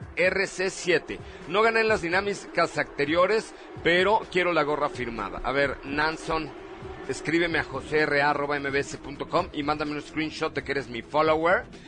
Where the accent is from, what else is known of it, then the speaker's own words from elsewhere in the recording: Mexico City, Mexico; De la colonia Roma, yo nací en el Hospital Dalinde